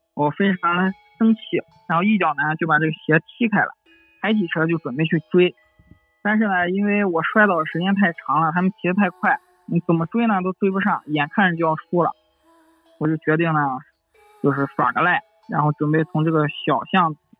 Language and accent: Chinese; Xuzhou, Jiangsu, China; 我是一个土生土长的徐州人。小时候呢，住在徐州南郊一个很大的社区